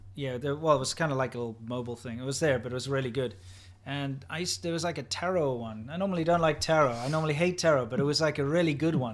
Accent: South Africa; moved away; I'm not a big fan of speaking Afrikaans. Not my native language. We had to learn it in school

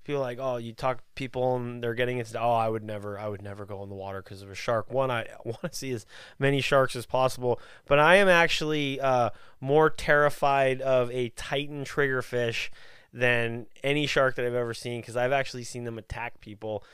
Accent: Texas, United States; we're from Texas

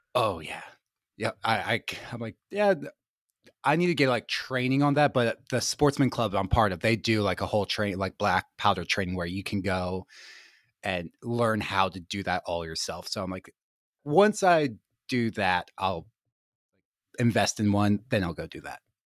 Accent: Gettysburg, Pennsylvania, United States; I grew up in Gettysburg, Pennsylvania, super rural

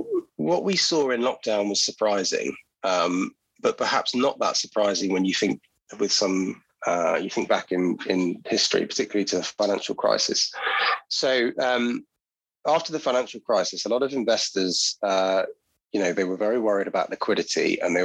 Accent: Guernsey; also born or lived in London; I was born in London, moved to Guernsey when I was fairly young, moved back to London for a time, moved back to Guernsey.

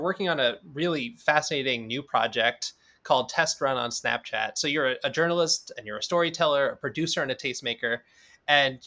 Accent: New York City, New York, United States; Growing up in New York City, when I was in high school

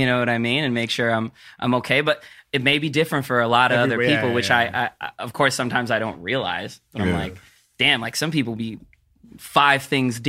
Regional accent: Philippines; But yeah, I'm Filipino.

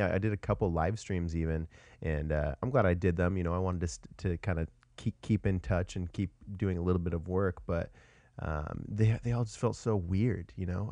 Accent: Washington, United States; moved away as an adult; now in Austin, United States; I'm actually from Washington originally

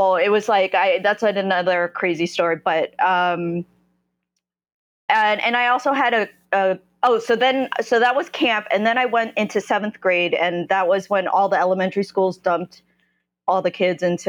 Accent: Ewing Township, New Jersey, United States; moved away as an adult; also born or lived in South Korea; now in Brooklyn, United States; I grew up in a suburb of Trenton, New Jersey. No one's heard of it. It's Ewing Township

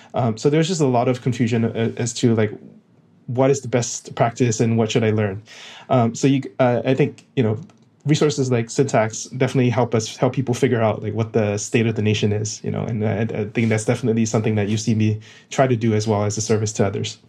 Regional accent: Singapore; moved away as an adult; now in United States; I'm originally from Singapore

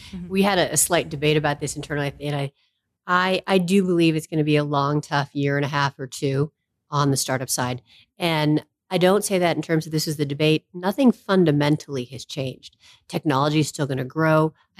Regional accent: East Coast, United States; I grew up on the East Coast. People on the East Coast are not okay with failure.

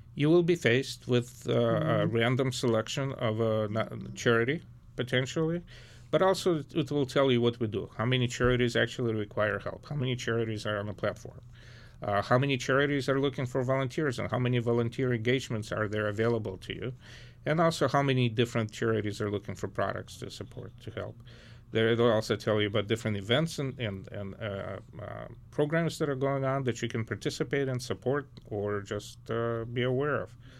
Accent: Lviv, Lviv Oblast, Ukraine; now in Detroit, United States; I was born in Ukraine, I was born in western Ukraine, the city of Lviv.

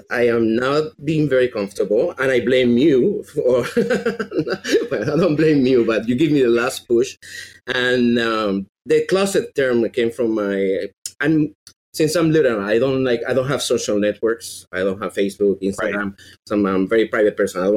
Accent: Venezuela; accent: Venezuelan; English is a second language; But every time I say that I'm from Venezuela, they hear Minnesota with this accent.

